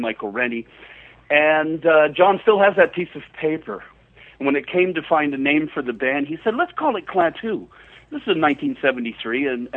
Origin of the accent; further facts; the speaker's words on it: Canada; accent: Canadian; my Canadian accent